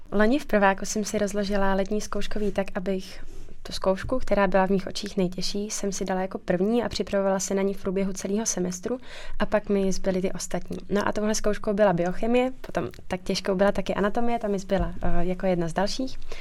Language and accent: Czech; Czechia; moved away as an adult; now in Plzeň, Czech Republic; já pocházím z Podkrkonoší, to je odsud asi pět hodin